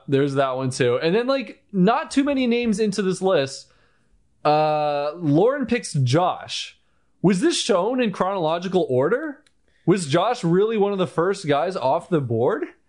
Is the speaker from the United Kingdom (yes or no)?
no; United States; I'm American.